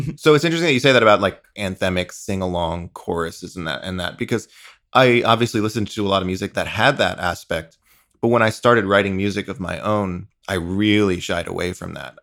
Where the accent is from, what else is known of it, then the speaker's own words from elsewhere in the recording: eastern Long Island, New York, United States; born and raised on eastern Long Island, just shy of the Hamptons